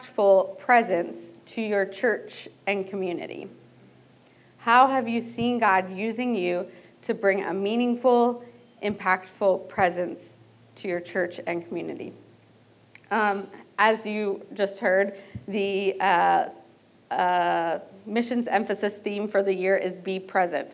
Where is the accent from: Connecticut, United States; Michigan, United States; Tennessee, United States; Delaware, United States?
Delaware, United States; I grew up in Delaware